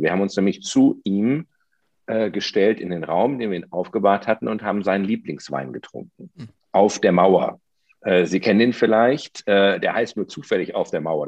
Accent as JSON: {"language": "German", "town": "Potsdam", "region": "Brandenburg", "country": "Germany", "said": "Das frage ich jetzt als Potsdamer"}